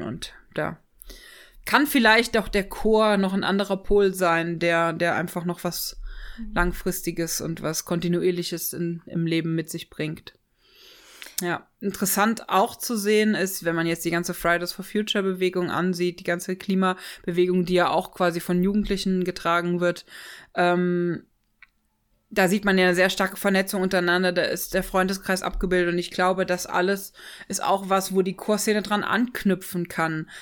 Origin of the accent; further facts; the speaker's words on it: Ochtendung, Rhineland-Palatinate, Germany; moved away; also born or lived in Freiburg; ich bin aufgewachsen in der Vordereifel, in einem kleinen Dorf. Ähm Ochtendung